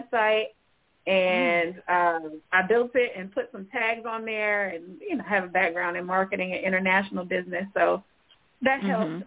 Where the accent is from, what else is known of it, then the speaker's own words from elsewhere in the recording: Atlanta, Georgia, United States; I'm originally from Atlanta, Georgia